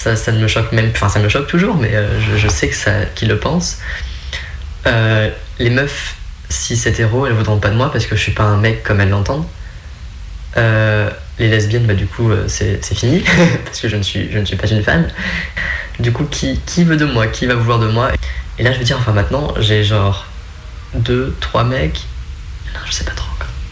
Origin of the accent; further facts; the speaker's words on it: Creuse, Nouvelle-Aquitaine, France; now in Lyon, France; je viens de Creuse, hein. donc euh, il faut le contexte aussi, hein, la campagne profonde